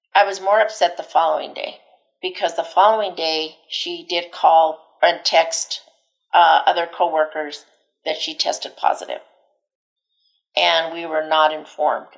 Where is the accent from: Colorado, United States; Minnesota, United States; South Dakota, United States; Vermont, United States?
Colorado, United States; Delta; also born or lived in Denver, Colorado; I was born and raised here in Colorado. Um, I was born in Delta, and right out of high school, I moved to Denver.